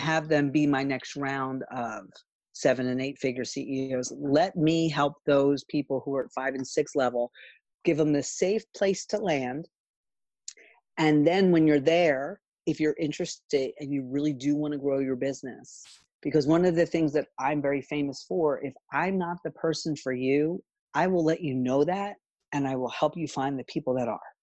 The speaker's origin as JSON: {"language": "English", "town": "Philadelphia", "region": "Pennsylvania", "country": "United States", "tie": "born or raised there", "said": "I grew up in Philly"}